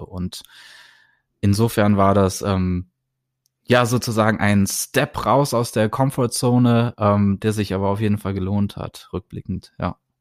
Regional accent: Germany; moved away; ich bin aus Deutschland

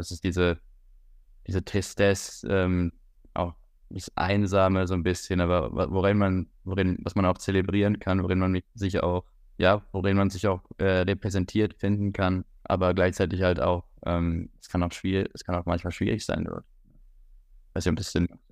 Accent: Switzerland; moved away as an adult; now in Hamburg, Germany; Ich bin in der Schweiz geboren. Mein, mein Vater ist Schweizer, meine Mutter ist Deutsche und äh, bin in der Schweiz aufgewachsen

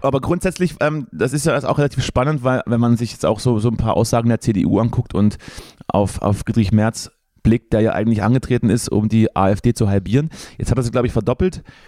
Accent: Thuringia, Germany; wir Thüringer

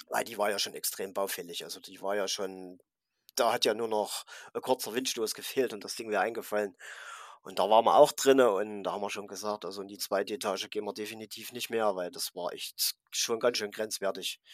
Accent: Thuringia, Germany; ich komme aus Thüringen

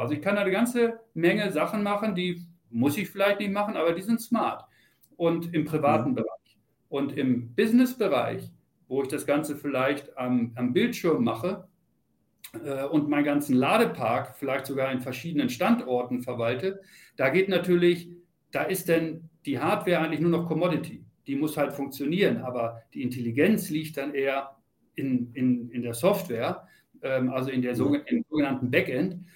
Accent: Celle, Lower Saxony, Germany; moved away as an adult; now in Munich, Germany; ich komme aus Niedersachsen, Celle und äh, habe da auch viele Jahre, bin da groß geworden

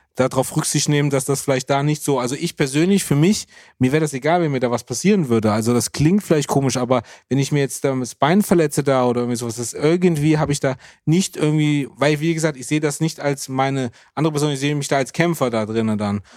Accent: Germany; als Deutscher

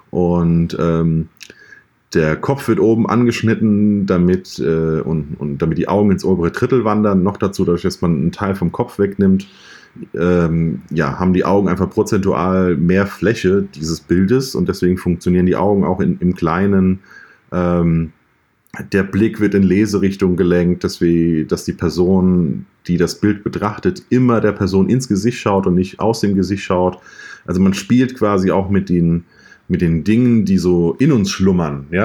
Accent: Mainz, Rhineland-Palatinate, Germany; Ich bin aus Mainz, arbeite, arbeite dort als äh, selbstständiger Fotograf in Vollzeit

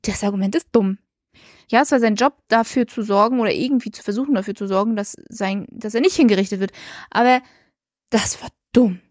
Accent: Rostock, Mecklenburg-Vorpommern, Germany; für uns als Rostocker

